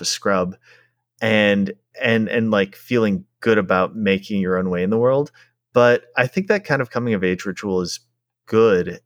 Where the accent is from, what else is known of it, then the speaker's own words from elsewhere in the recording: Minneapolis, Minnesota, United States; I grew up in Minneapolis.